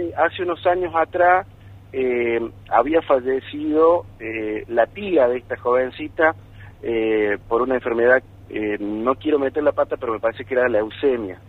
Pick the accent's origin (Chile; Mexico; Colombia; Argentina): Argentina; Villa Nueva, Córdoba; Villa María, Villanueva, mi ciudad natal